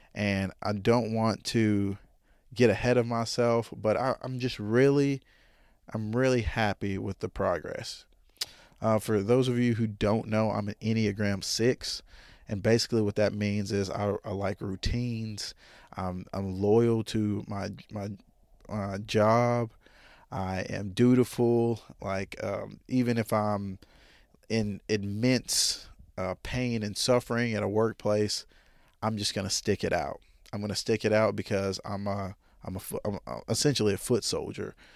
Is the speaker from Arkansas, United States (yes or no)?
yes; Jonesboro, Arkansas, United States; I'm from Jonesboro, Arkansas. I've been here my whole life